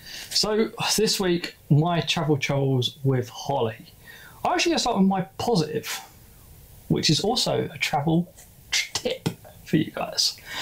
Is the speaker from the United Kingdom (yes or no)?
yes; Glasgow, Scotland, United Kingdom; Are you including I'm from Glasgow.